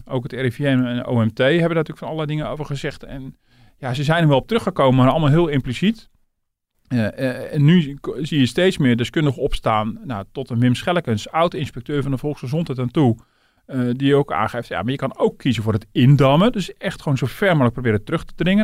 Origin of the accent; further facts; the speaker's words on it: Netherlands; we als Nederlanders